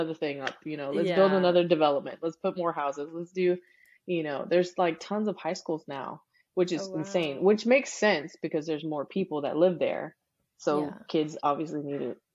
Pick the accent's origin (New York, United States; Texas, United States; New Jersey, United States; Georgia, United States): Texas, United States; Rosenberg; first language English; also born or lived in Houston, Texas; I was born in Houston, but we actually settled in this little bitty town called Rosenberg